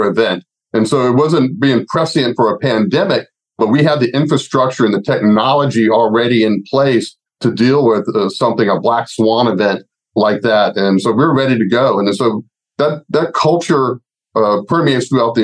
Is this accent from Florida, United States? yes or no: yes; Gainesville, Florida, United States; my hometown, Gainesville, Florida